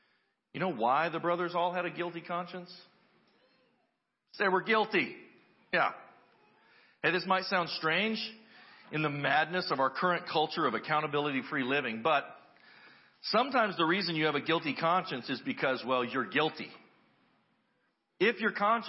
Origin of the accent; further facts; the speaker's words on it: United States; as American Christians